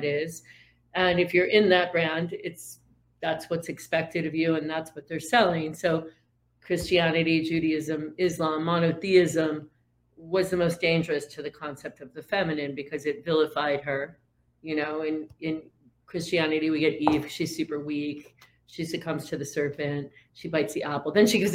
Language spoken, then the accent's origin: English; Syracuse, New York, United States; I'm from Syracuse originally